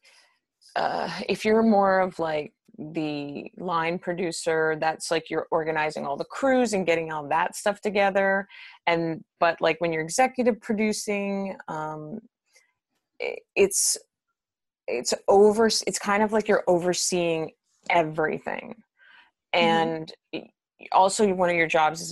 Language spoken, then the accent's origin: English; Winnipeg, Manitoba, Canada; moved away; I'm originally from Manitoba in Winnipeg.